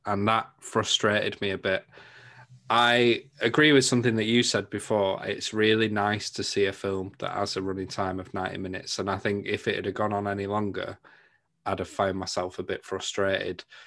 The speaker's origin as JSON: {"language": "English", "region": "England", "country": "United Kingdom", "said": "I'm from England"}